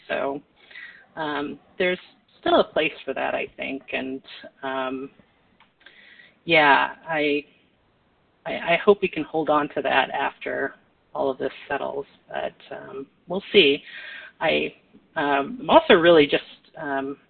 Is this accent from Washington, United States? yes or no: yes; Spokane, Washington, United States; a bunch of people in my hometown that were Husky fans as well